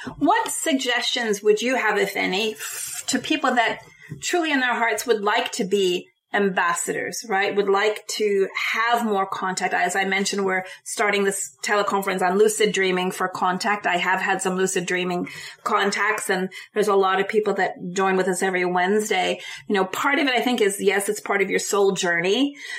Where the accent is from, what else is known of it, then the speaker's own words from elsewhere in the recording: United States; as an American